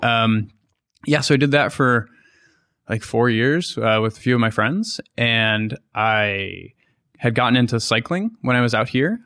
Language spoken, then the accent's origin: English; Boston, Massachusetts, United States; moved away as an adult; also born or lived in New York; I'm from Boston or near Boston